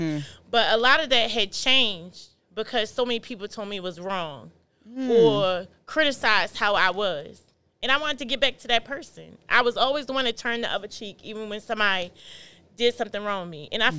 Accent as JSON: {"language": "English", "town": "Appomattox", "region": "Virginia", "country": "United States", "moved": "yes", "said": "I'm from Appomattox, Virginia."}